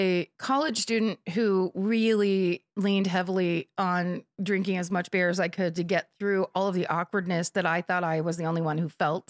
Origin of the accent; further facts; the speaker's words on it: South Africa; I grew up in South Africa.